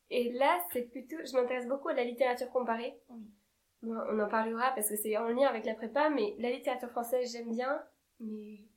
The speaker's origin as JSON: {"language": "French", "town": "Marseille", "region": "Provence-Alpes-Côte d'Azur", "country": "France", "said": "je viens de Marseille."}